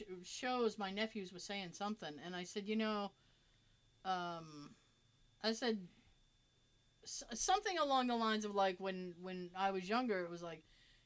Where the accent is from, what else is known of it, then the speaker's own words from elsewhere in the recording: United States; And it's like, I'm an American and I'm spoiled.